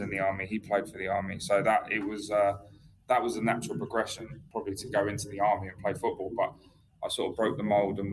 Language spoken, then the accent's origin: English; Brighton, South East England, United Kingdom; also born or lived in Gloucester / Germany / outside London; when I was 6 years old, my dad moved to Brighton. So, and I've never moved since.